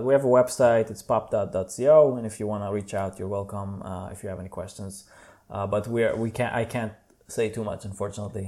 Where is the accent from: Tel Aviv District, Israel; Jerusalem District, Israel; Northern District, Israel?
Tel Aviv District, Israel; Tel Aviv; English is a second language; moved away as an adult; now in Berlin, Germany; I'm from Israel, uh, Tel Aviv, uh, born and raised, and I moved to Berlin about four years ago